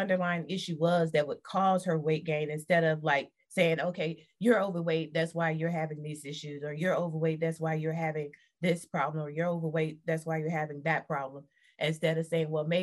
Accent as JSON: {"language": "English", "region": "the South", "country": "United States", "said": "we're from the South"}